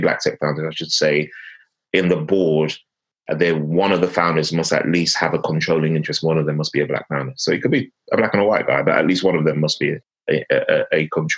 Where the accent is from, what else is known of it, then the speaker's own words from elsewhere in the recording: London, United Kingdom; But born and raised in London